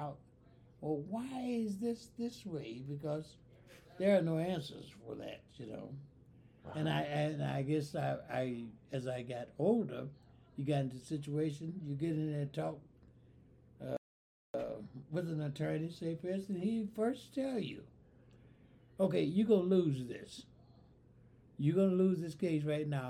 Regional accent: Mississippi, United States; moved away as an adult; also born or lived in Iowa; I grew up in Mississippi from 38 to 48

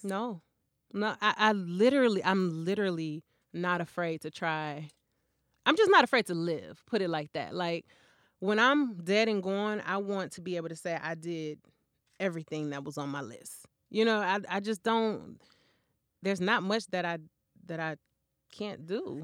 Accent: Flint, Michigan, United States; I grew up in Flint.

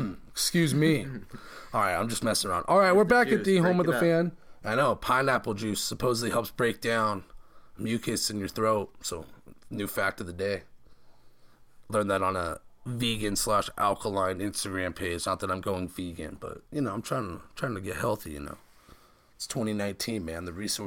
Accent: California, United States; I'm from NorCal.

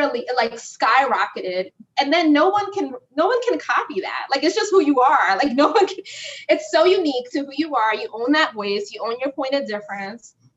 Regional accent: New York City, New York, United States; where I came from the Bronx

